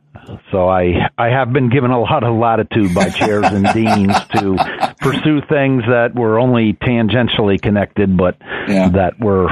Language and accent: English; West Chester, Pennsylvania, United States; I was born and raised in Westchester, Pennsylvania, which is a suburb of Philadelphia.